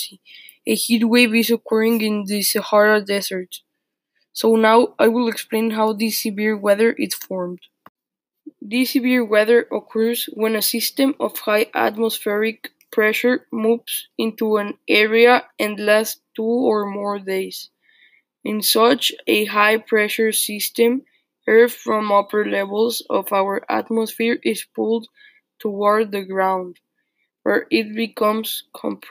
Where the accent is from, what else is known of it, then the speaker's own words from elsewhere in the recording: Tampico, Tamaulipas, Mexico; My hometown, Tampico, is the most humid place I know.